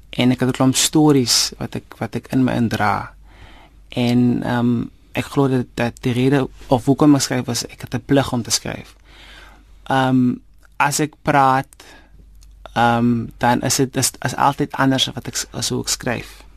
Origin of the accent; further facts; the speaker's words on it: Karkams, Northern Cape, South Africa; moved away; also born or lived in Vredendaal; ek is oorspronklik van Karkams. Ehm um, dit is waar ek groot geword het, dit is waar ek skool gegaan het.